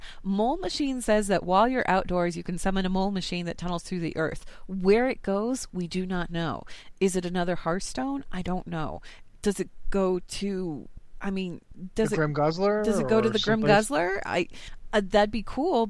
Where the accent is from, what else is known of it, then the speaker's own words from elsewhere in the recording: Colorado, United States; I'm from Colorado